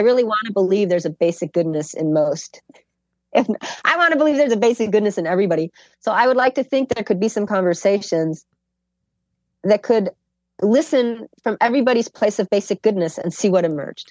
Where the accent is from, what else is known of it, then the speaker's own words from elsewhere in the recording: Chicago, Illinois, United States; I'm from Chicago